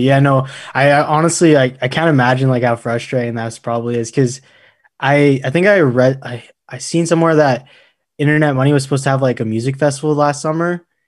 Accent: Alberta, Canada; growing up in Alberta

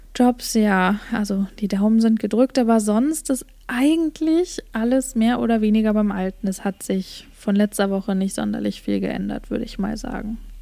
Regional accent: Germany; moved away; bei uns in Deutschland

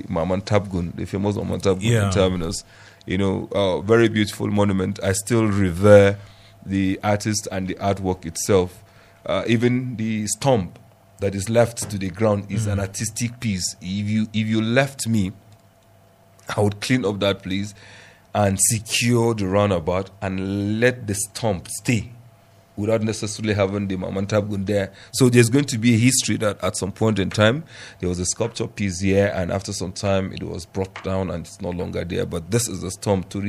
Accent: Plateau, Nigeria; I'm from Plateau State

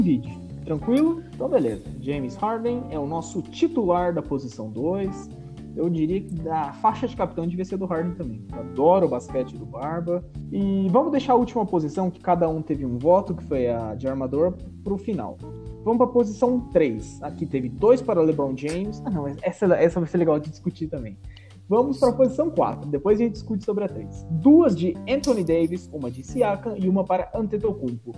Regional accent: São Paulo, Brazil; a gente é de São Paulo

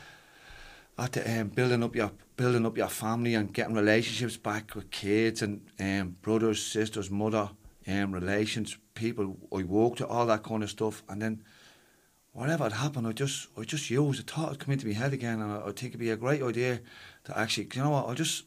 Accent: Dublin, Leinster, Ireland; Ballymun is my hometown

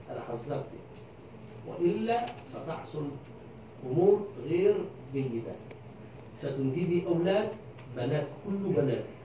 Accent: Egypt; أنا أطلب أنا كمصري إفريقي أرفض أن تتزوج أمريكاني من إفريقية كيف تتزوج من قارتي دون إذني

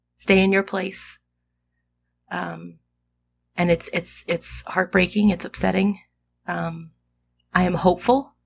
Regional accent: United States; I'm an American. I'm a very proud American

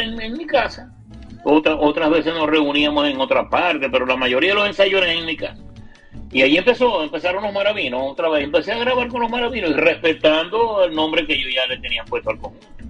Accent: Zulia, Venezuela; a todo el mundo nos tildaban de maracucho

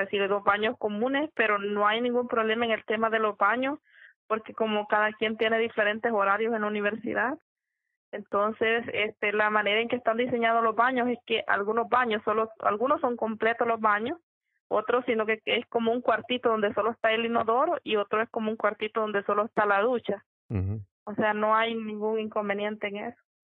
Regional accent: El Salvador; la ciudad de donde yo soy originaria

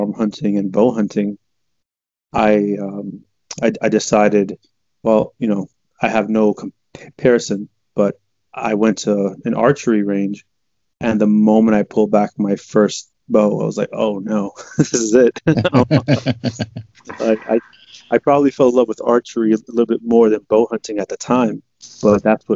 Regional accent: New York City, New York, United States; also born or lived in Dominican Republic; I'm a kid from Queens

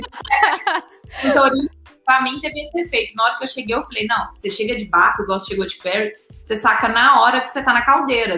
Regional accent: Belo Horizonte, Minas Gerais, Brazil; moved away as an adult; also born or lived in Greece; Eu sou de BH, meu sotaque me entrega

